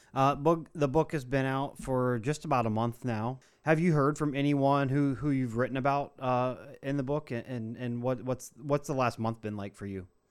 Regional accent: Ohio, United States; I grew up in Ohio, but we had cable

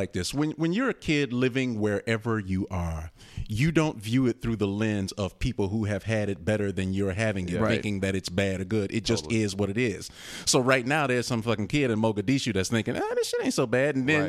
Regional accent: Chicago, Illinois, United States; Born and raised south side of Chicago.

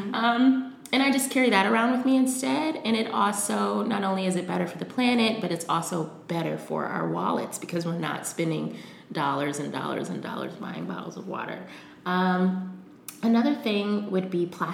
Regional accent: Cincinnati, Ohio, United States; born or raised there; moved away as an adult; also born or lived in New York / Amsterdam

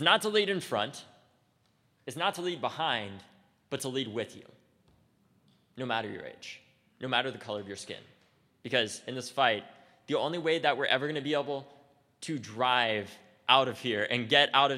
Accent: United States; as an American

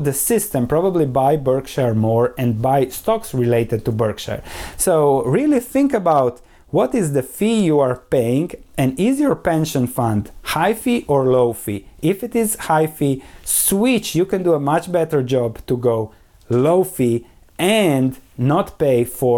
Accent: Croatia; where I come from Croatia

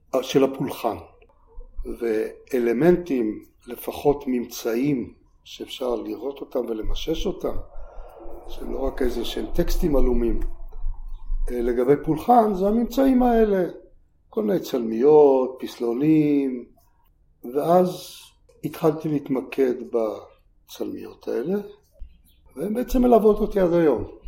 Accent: Beersheba, Southern District, Israel; moved away as an adult; also born or lived in Kibbutz Ma'anit / Tel Aviv; now in Mitzpe Ramon, Israel; אני בתור ילד גדלתי בבאר שבע מגיל שבע שמונה

